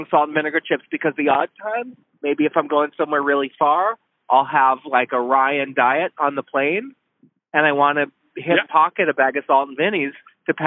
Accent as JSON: {"language": "English", "region": "Prince Edward Island", "country": "Canada", "tie": "born or raised there", "moved": "yes", "said": "I'm from Prince Edward Island"}